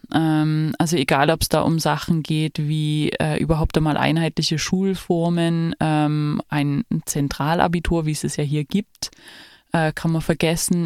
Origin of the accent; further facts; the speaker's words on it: Saxony, Germany; ich komme ja aus Sachsen